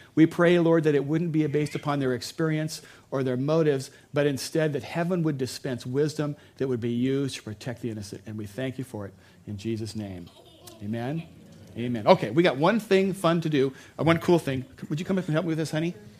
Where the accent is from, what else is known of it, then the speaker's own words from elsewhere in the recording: United States; as an American